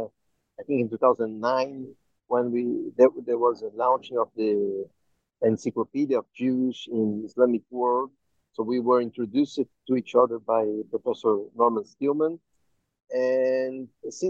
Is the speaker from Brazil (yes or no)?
yes; Brazil; I am Jew from Brazil